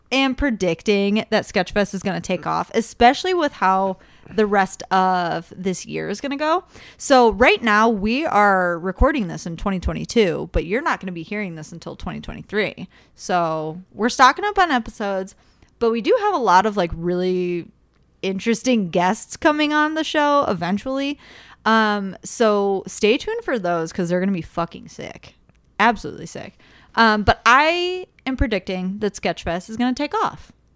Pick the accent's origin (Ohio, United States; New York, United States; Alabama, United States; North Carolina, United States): Ohio, United States; Cleveland; I grew up in Ohio City, which is, like, now it's, like, a little, like, hipster town, I guess, in Ohio. Um, it's just Cleveland